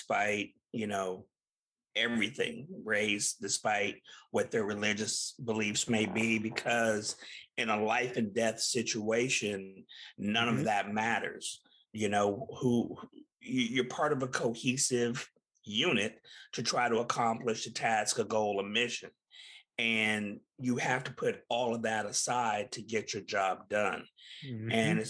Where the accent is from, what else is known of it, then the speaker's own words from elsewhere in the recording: Tulsa, Oklahoma, United States; she's from my hometown of Tulsa, Oklahoma.